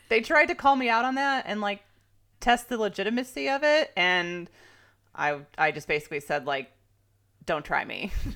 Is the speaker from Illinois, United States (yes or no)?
yes; Chicago, Illinois, United States; moved away as an adult; now in California, United States; I'm a Chicagoan turned Californian